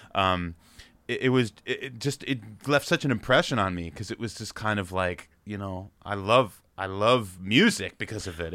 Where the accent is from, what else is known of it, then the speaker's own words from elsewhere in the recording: Freehold, New Jersey, United States; also born or lived in New York City; I grew up in New Jersey about an hour in between New York